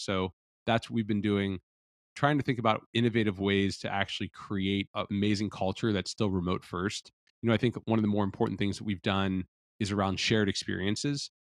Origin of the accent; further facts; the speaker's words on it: Cincinnati, Ohio, United States; also born or lived in Los Angeles, California; now in Austin, United States; I'm from Cincinnati, Ohio originally